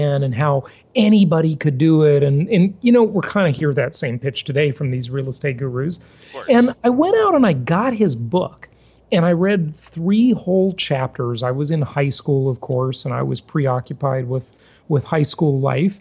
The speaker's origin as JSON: {"language": "English", "town": "Los Angeles", "region": "California", "country": "United States", "tie": "born or raised there", "said": "I grew up in Los Angeles, California"}